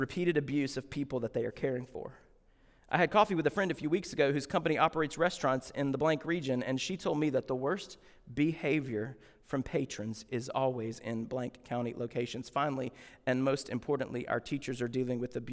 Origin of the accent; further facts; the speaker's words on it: Deep South, United States; I grew up in the Deep South.